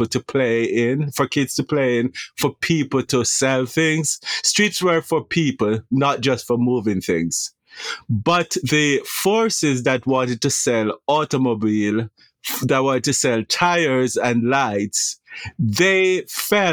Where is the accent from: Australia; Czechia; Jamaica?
Jamaica; moved away as an adult; now in United States; So I am a Jamaican native